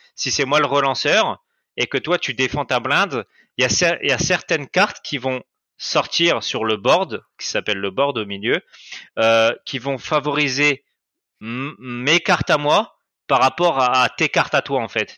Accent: France; moved away as an adult; now in Cambodia; moi, je viens de France

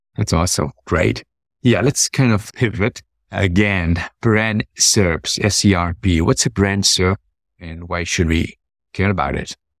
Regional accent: Kenya; I was born and raised in Kenya

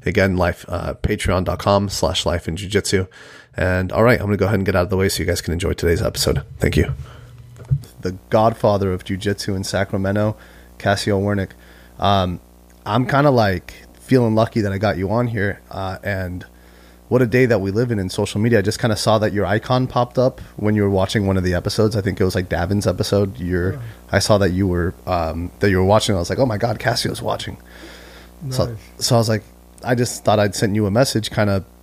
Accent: Mexico; moved away; we're both immigrants. I'm from Mexico

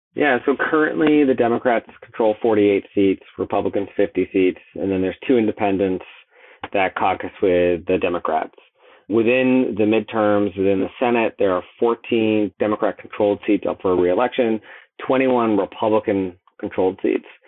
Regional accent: Boston, Massachusetts, United States; I'm from Boston

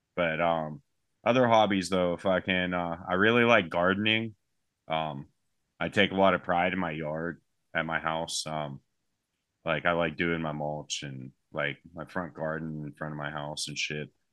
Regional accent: United States; I'm from the United States.

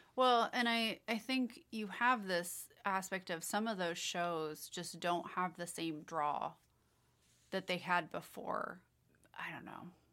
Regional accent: Kansas City, Missouri, United States; we're from Kansas City

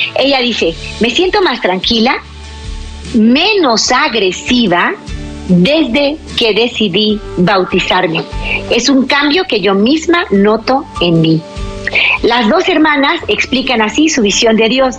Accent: Mexico; mi país, México

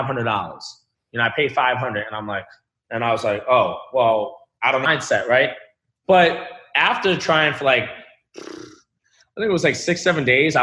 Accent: Boston, Massachusetts, United States; I was born in Boston, Massachusetts.

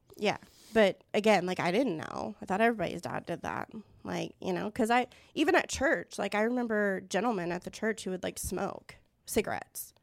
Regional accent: Tulsa, Oklahoma, United States; I was born and raised in Tulsa

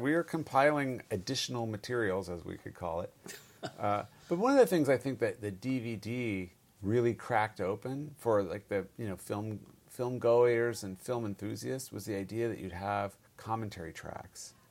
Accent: Bay Area, California, United States; moved away as an adult; also born or lived in Stanford / Los Altos / Cupertino / San Jose; I'm born and raised in the Bay Area

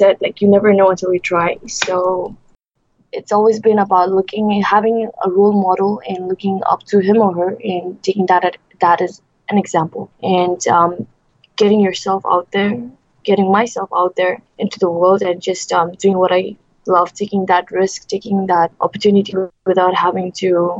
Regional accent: Bhutan; now in Malaysia; I'm from Bhutan. It's a small country in the Himalayas, sandwiched between India and China and Nepal and Bangladesh. I'm a Buddhist by religion, and I grew up in Bhutan

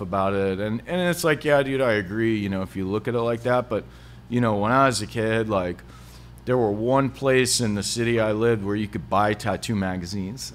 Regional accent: Hutchinson, United States; growing up in Hutchinson

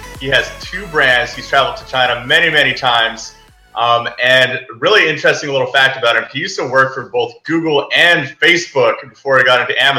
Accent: Vancouver, British Columbia, Canada; I'm from Vancouver as well, normally

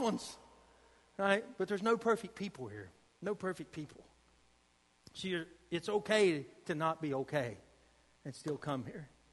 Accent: United States; I'm from Boone County

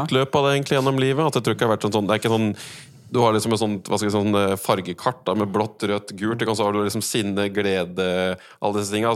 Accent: Norway; som en nordmann

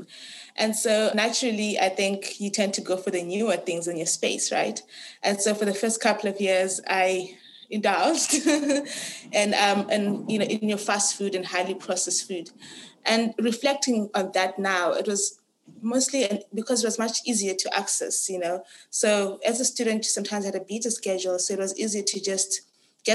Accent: Harare, Zimbabwe; moved away as an adult; now in Cape Town, South Africa; I was born and raised in Harare, Zimbabwe

